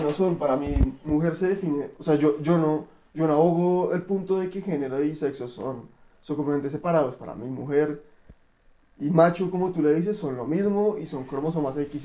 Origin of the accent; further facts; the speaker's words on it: Colombia; como sociedad colombiana